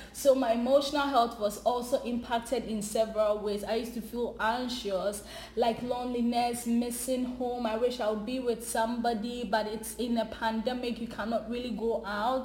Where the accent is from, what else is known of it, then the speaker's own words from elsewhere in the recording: Ghana; moved away as an adult; now in Canada; I'm originally from Ghana